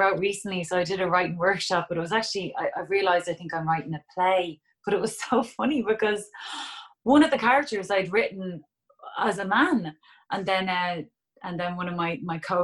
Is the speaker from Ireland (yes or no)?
yes; Dublin, Leinster, Ireland; it's my hometown